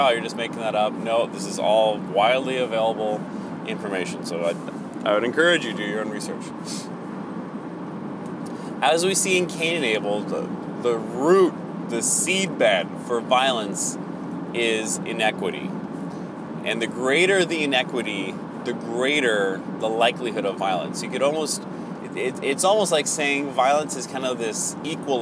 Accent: United States; as an American

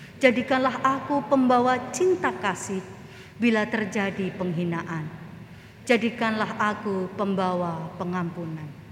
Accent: Klaten, Central Java, Indonesia; Saya asalnya Klaten

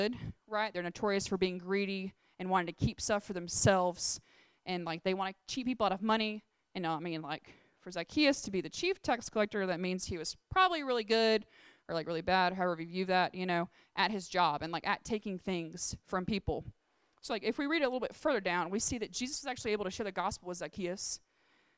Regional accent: Alabama, United States; we grew up in Alabama, like, you're supposed to go to church

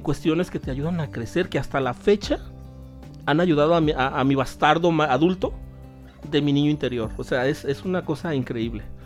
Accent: Guadalajara, Jalisco, Mexico; yo me crié en el Hospicio Cabañas de aquí de Guadalajara

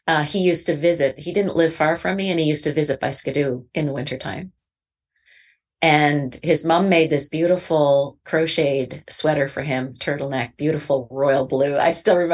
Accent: Canada; I'm Canadian too

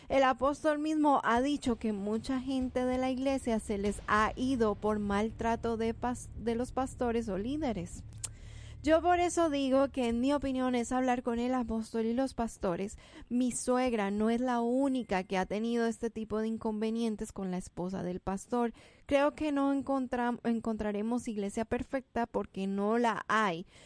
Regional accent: Mexico; Tal vez Lupita me entienda, pero nosotros como mexicanos somos cero barberos.

